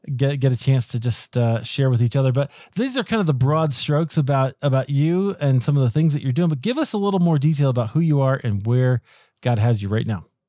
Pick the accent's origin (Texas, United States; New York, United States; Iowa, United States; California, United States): Iowa, United States; moved away as an adult; now in Colorado, United States; I grew up in Iowa, but I live in, in Colorado now